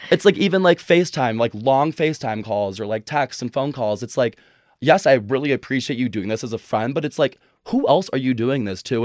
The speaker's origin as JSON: {"language": "English", "area": "a suburb outside of Chicago", "region": "Illinois", "country": "United States", "tie": "born or raised there", "also_born_or_lived": "Boulder, Colorado", "moved": "as an adult", "said": "I grew up in a suburb outside of Chicago"}